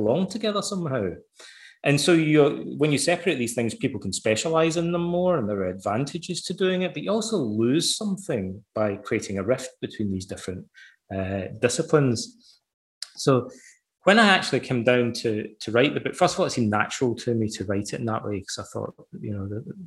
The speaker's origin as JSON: {"language": "English", "town": "Ayr", "region": "Scotland", "country": "United Kingdom", "tie": "born or raised there", "said": "as a boy growing up in Ayr, I had to read the poems of Robert Burns"}